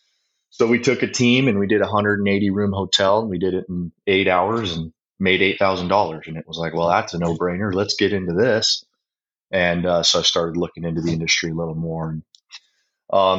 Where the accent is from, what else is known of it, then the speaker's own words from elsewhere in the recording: Flagstaff, Arizona, United States; I was born and raised in Flagstaff, Arizona.